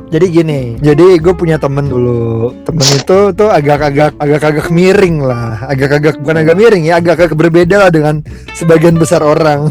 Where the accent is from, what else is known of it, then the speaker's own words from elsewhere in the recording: Jakarta, Indonesia; kita orang Jakarta